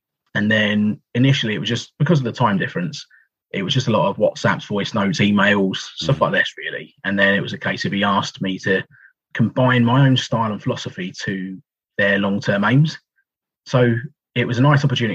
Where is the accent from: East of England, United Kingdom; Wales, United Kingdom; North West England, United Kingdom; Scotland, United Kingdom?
East of England, United Kingdom; Essex; I'm from Essex originally